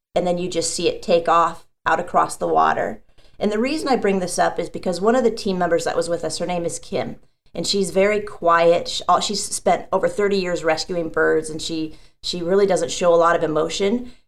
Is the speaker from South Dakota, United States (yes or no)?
yes; South Dakota, United States; now in San Diego, United States; I actually grew up in the Midwest in South Dakota